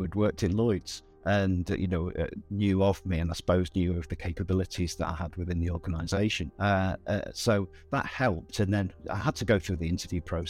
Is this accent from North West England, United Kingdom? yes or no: yes; Southport, North West England, United Kingdom; also born or lived in Bangor, Wales; I grew up in Southport, which is in the northwest of England on the sea.